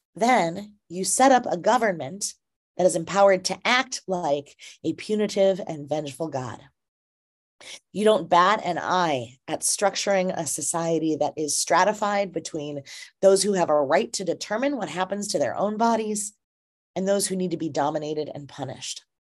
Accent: Minnesota, United States; my home state of Minnesota

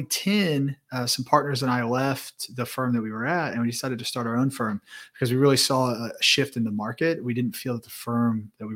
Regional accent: Indianapolis, Indiana, United States; So born and raised in the Midwest in Indianapolis.

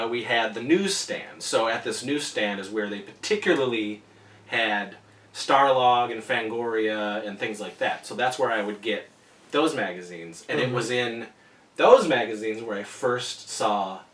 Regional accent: Wellsville, New York, United States; I grew up in Wellesley, New York. That's right, New York, and we had a drive-in

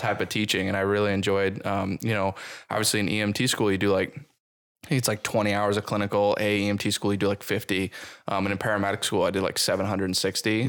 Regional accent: Buffalo, New York, United States; now in Burlington, United States; I'm from Buffalo

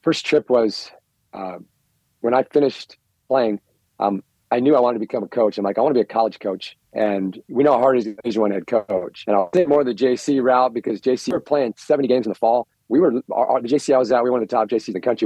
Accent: United States; I'm an American

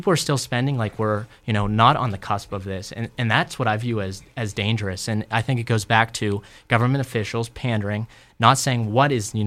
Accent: Robinson Township, Pennsylvania, United States; it's Robinson, kind of my hometown

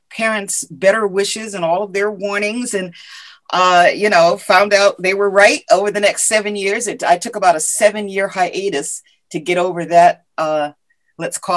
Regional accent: Ashford, Connecticut, United States; also born or lived in Willimantic, Connecticut / Madrid, Spain; I grew up in Ashford, Connecticut. Um, my I was, you know, uh, born in Willimantic uh, and uh, grew up in Ashford. My dad was in the service at the time.

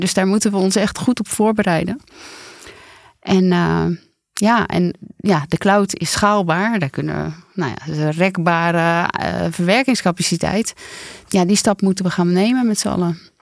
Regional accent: Randstad, Netherlands; ik kom gewoon uit de Randstad

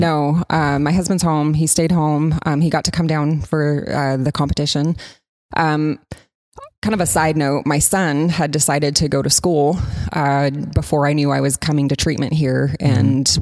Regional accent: Coos Bay, Oregon, United States; moved away; I'm from Coos Bay, Oregon

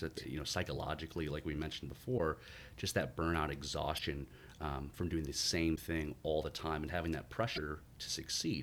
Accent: Syracuse, New York, United States; moved away; also born or lived in Durham, North Carolina; growing up in, in upstate New York, I grew up born and raised in Syracuse

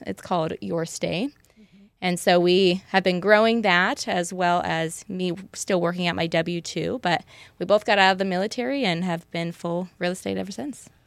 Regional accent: Parma, Idaho, United States; I am also native to the Boise area. I'm actually from Parma, a little podunk town.

